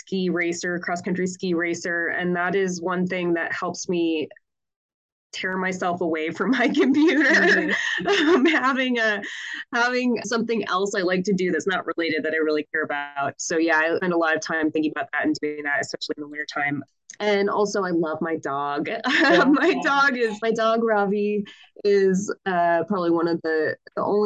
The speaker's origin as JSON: {"language": "English", "town": "Minneapolis–Saint Paul", "region": "Minnesota", "country": "United States", "tie": "born or raised there", "moved": "yes", "lives_now": "Missoula, United States", "said": "I grew up in the Twin Cities"}